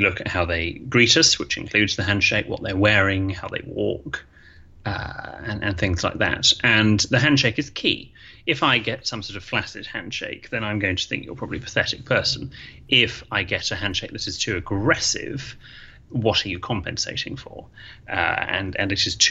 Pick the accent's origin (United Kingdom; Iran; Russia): United Kingdom; in Britain, we don't really